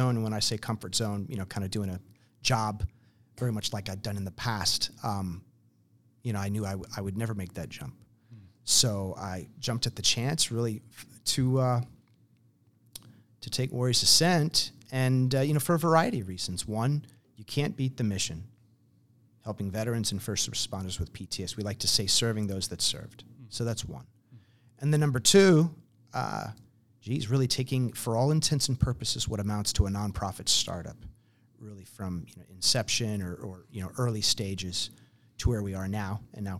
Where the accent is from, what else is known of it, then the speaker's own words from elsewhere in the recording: New Jersey, United States; You know, but no, I grew up in New Jersey. I wrestled in high school.